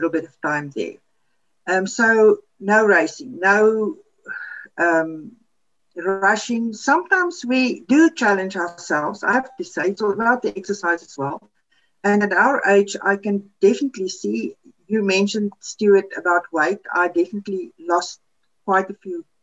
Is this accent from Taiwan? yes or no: no; Namibia; first language Afrikaans; English is a second language; now in South Africa; We grew up in Namibia.